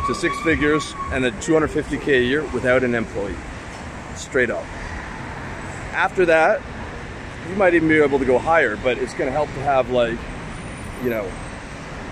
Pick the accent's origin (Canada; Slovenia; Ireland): Canada; also born or lived in Thailand; now in Eastern Europe; I'm from Canada.